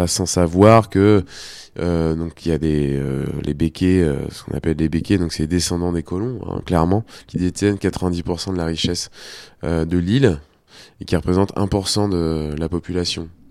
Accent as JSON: {"language": "French", "town": "Nantes", "region": "Pays de la Loire", "country": "France", "tie": "born or raised there", "said": "et ici, en métropole, bah, moi je suis né ici, mais on me dit souvent, bah tu viens d'où bah, Moi je viens de Nantes"}